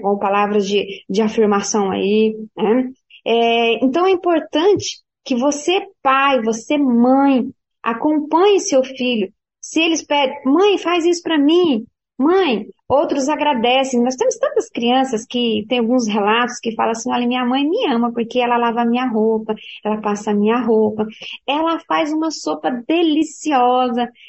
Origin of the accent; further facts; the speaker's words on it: Paraná, Brazil; quando eu era criança, ah, lá no Paraná